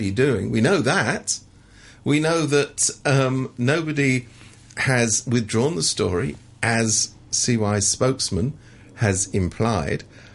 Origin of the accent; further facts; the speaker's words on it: London, United Kingdom; now in Hong Kong; I come from London.